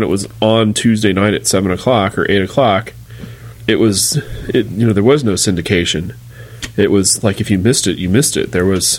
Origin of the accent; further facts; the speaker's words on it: California, United States; accent: California; I mean, this is my lazy California accent.